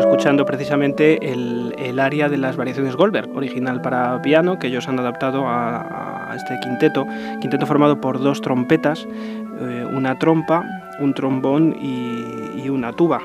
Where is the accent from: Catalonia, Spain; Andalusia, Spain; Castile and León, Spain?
Castile and León, Spain; Ávila